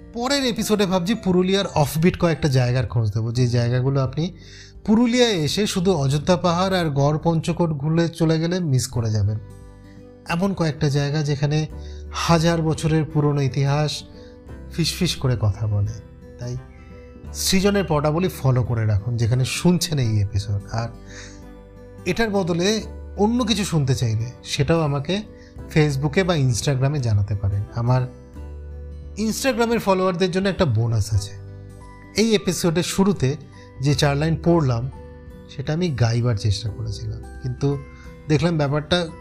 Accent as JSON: {"language": "Bangla", "town": "Basirhat", "region": "West Bengal", "country": "India", "tie": "born or raised there", "said": "আমার বাড়ি বসিরহাট বাংলাদেশের বেশ কাছে"}